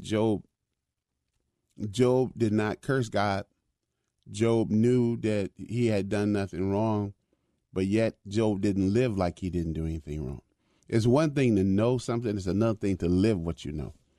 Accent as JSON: {"language": "English", "town": "Chicago", "region": "Illinois", "country": "United States", "tie": "born or raised there", "said": "when I was a young boy growing up in Chicago"}